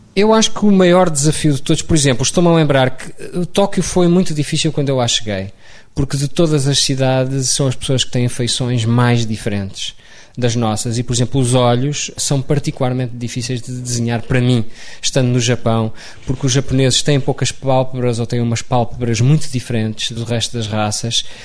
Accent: Lisbon, Portugal; also born or lived in London; Nasci em Lisboa, mas era um rapaz do campo

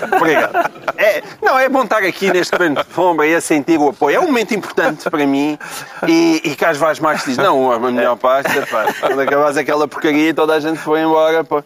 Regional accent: Portalegre, Alentejo, Portugal; na minha terra, a minha grande terra de Porto Alegre

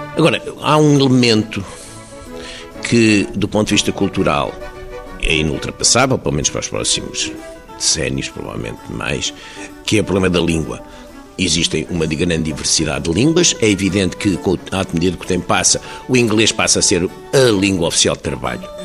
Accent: Portugal; Nós somos portugueses porque temos uma língua, temos uma história

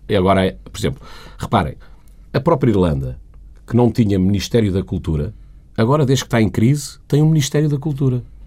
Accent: Portugal; moved away as an adult; also born or lived in Sweden

